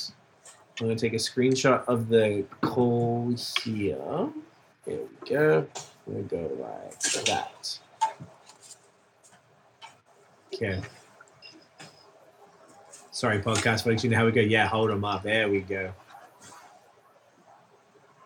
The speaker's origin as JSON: {"language": "English", "town": "Melbourne", "region": "Victoria", "country": "Australia", "moved": "yes", "said": "I'm from Melbourne, Australia"}